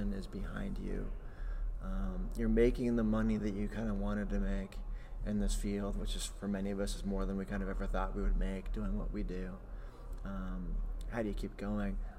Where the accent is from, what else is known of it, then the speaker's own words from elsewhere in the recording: Indiana, United States; moved away as an adult; someone who grew up in the state.